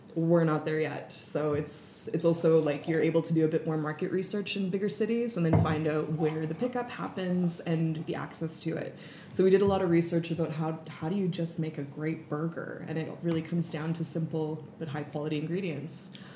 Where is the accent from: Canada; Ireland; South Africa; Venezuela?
Canada; moved away as an adult; also born or lived in Vancouver, Canada / Germany / United Kingdom; now in Switzerland; I am a Canadian citizen. I've been living in Europe for the past almost 15 years.